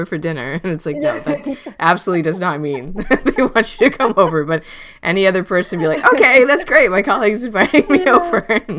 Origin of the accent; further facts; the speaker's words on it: New York, United States; I'm, as a New Yorker especially, oh my God.